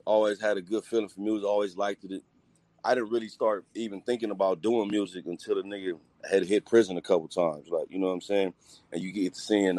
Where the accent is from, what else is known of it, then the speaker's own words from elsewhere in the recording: Hawthorne, California, United States; also born or lived in Long Beach, California / Los Angeles / Compton / Paramount; I grew up in Hawthorne